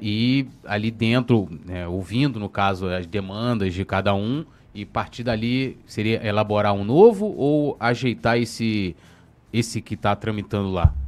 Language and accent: Portuguese; São Gonçalo, Rio de Janeiro, Brazil; também sou de São Gonçalo, e peguei a época do Brizolão